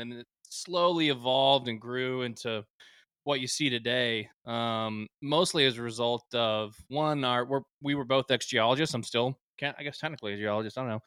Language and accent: English; Prosper, Texas, United States; now in Waco, United States; I'm from north of Dallas, small town called Prosper